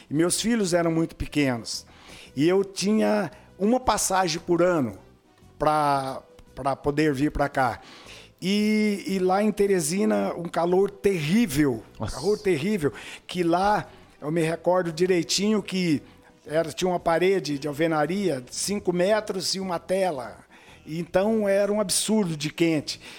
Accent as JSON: {"language": "Portuguese", "region": "Brussels", "country": "Belgium", "tie": "born or raised there", "moved": "yes", "lives_now": "Brazil", "said": "sou, eu sou natural de Bruxelas."}